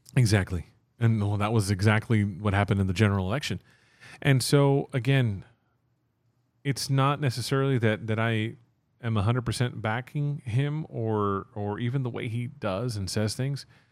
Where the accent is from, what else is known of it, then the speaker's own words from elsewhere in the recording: Texas, United States; I refer to myself as Texan